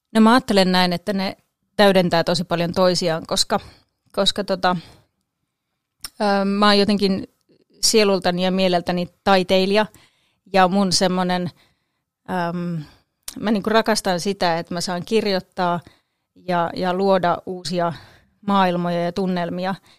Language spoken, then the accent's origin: Finnish; Kangasala, Pirkanmaa, Finland; also born or lived in Kokkola; now in Tampere, Finland; asuin siis lapsuuteni Kangasalla